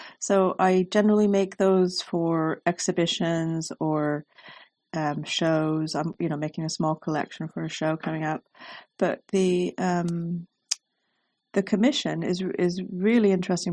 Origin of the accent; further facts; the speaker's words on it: Pacific Northwest, United States; I grew up in the Pacific Northwest, and I believe that I'm very influenced by my mind's eye from the beautiful scenery that I enjoyed when I was there.